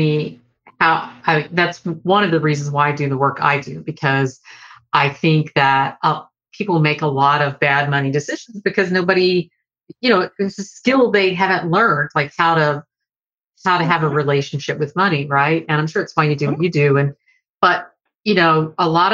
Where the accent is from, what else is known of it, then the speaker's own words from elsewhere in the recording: Deep South, United States; I grew up in the Deep South